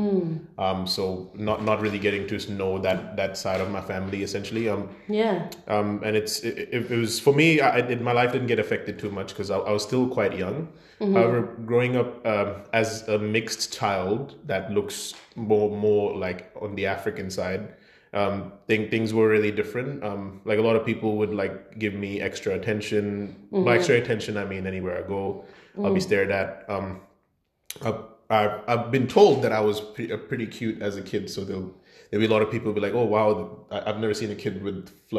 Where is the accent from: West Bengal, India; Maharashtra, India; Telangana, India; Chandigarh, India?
Chandigarh, India; moved away; I was born in India, of course, in a city called Chandigarh. Mm-hmm. It's in Punjab, so up north.